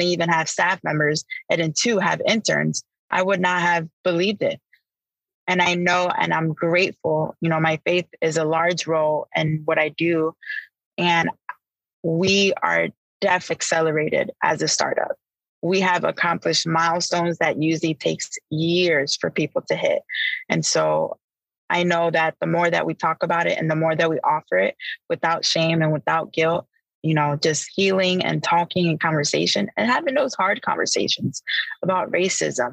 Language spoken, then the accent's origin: English; Chicago, Illinois, United States; growing up in Chicago